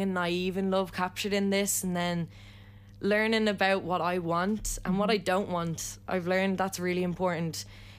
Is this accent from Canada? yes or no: no; Ireland; Nothing better, about being Irish.